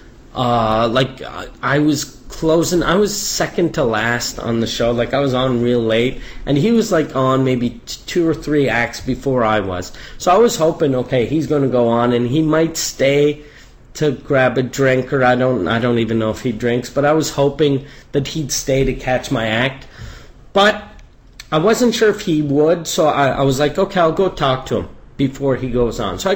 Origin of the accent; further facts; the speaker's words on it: Canada; I'm Canadian